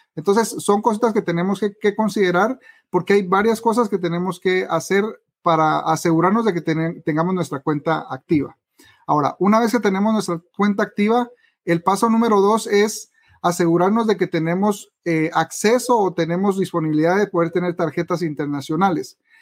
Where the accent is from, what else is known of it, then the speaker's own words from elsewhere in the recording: Guatemala; en mi país, Guatemala